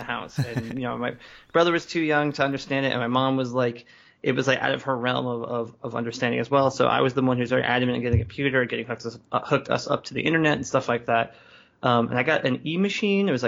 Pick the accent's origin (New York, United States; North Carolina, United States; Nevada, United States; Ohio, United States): New York, United States; New York City; also born or lived in Bay Area; now in Philadelphia, United States; I grew up in Brooklyn in, like, you know, early 90s.